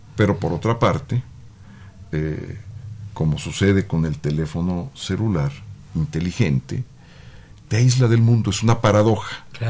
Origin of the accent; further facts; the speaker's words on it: Mexico City, Mexico; Soy prácticamente la primera, digamos, de esa línea de la familia que nací ya en la, en la Ciudad de México